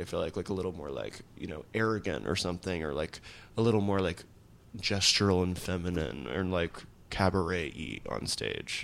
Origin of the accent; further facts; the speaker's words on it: Nashville, Tennessee, United States; I grew up in Nashville